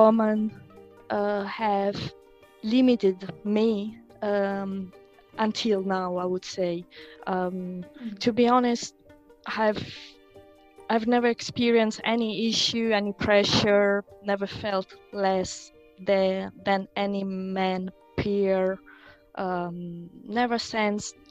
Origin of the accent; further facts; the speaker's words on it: Rome, Lazio, Italy; moved away as an adult; also born or lived in Switzerland; now in Limerick, Ireland; I come from Italy, where I started my studies in biology